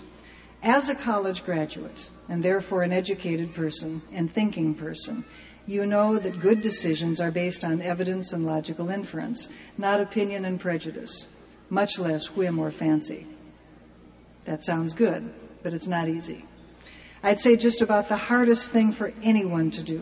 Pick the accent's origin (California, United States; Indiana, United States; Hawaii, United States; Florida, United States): California, United States; I'm from California